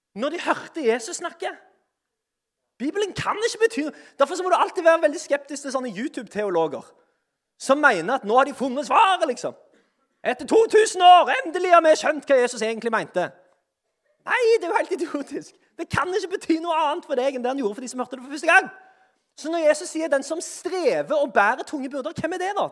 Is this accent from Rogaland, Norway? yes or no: yes; Sandnes, Rogaland, Norway; jeg er iallfall fra Sandnes